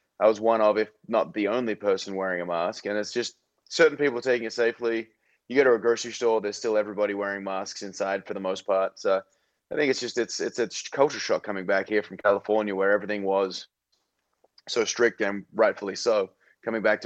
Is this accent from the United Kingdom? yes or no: no; Australia; moved away; back in Australia